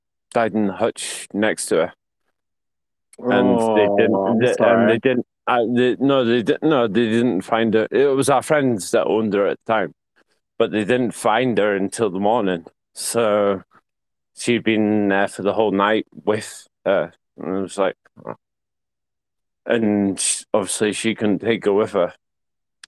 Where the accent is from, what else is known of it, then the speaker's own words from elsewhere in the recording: Yorkshire and the Humber, United Kingdom; I'm a Yorkshireman